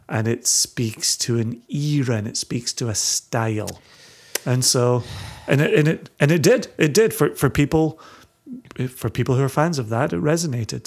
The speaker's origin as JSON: {"language": "English", "area": "Ayrshire", "region": "Scotland", "country": "United Kingdom", "tie": "born or raised there", "said": "growing up in Ayrshire"}